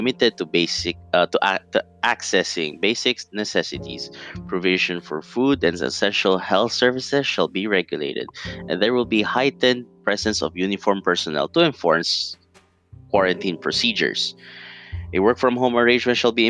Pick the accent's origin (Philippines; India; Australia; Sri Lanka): Philippines; Davao City, Davao Region; I'm from Davao City, southeast Mindanao, or southeast part of the Philippines